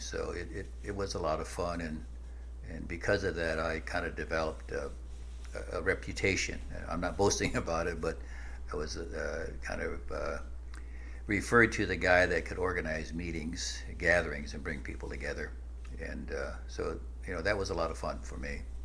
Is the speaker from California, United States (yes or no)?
no; Nebraska, United States; I grew up in the midwest and in uh, nebraska